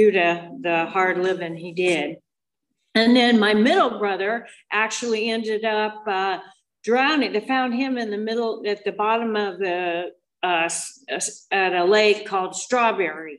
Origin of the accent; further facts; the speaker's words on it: Moab, Utah, United States; moved away as an adult; also born or lived in Scottsdale, Arizona; I was raised in Moab, Utah until I was 19.